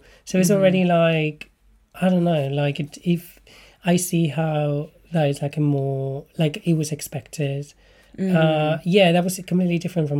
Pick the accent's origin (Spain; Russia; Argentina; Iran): Spain; south of Spain; moved away as an adult; now in London, United Kingdom; we were all born in the same town. Yeah. So I guess there was, like, a sense of, like, roots, like, we have our roots in this particular town in the south of Spain.